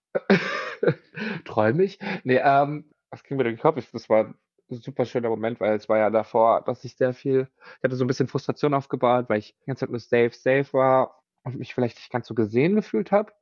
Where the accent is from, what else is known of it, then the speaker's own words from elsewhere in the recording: Mainz, Rhineland-Palatinate, Germany; moved away as an adult; now in Berlin, Germany; wo ich herkomme aus Mainz